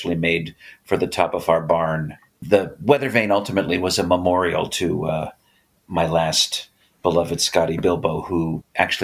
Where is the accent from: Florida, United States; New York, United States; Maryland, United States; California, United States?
New York, United States; Tarrytown; I grew up in Tarrytown, New York, a suburb of New York City